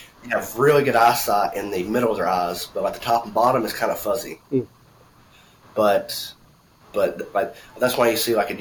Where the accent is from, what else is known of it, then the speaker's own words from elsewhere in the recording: Alabama, United States; I'm from Alabama